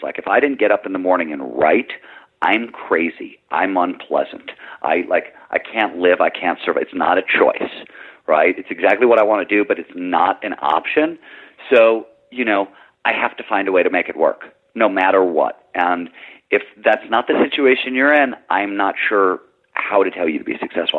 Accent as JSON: {"language": "English", "region": "Midwest", "country": "United States", "tie": "born or raised there", "said": "I grew up in in the Midwest"}